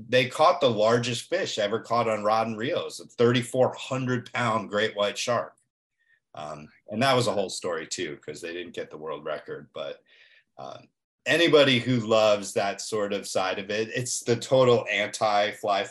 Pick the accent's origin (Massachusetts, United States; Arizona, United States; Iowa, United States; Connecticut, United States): Connecticut, United States; moved away as an adult; now in Florida, United States; growing up in Connecticut, my dad used to take us to the New York Boat Show